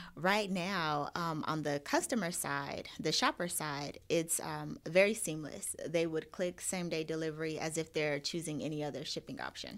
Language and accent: English; Phoenix, Arizona, United States; moved away as an adult; also born or lived in Miami / Louisiana; now in Atlanta, United States; born and raised in Arizona, in Phoenix, that's where all of my family is